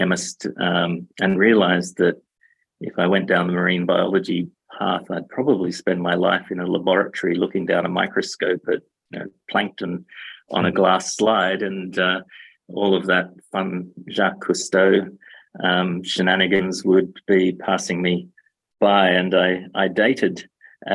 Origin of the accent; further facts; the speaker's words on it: Australia; basically grew up in Australia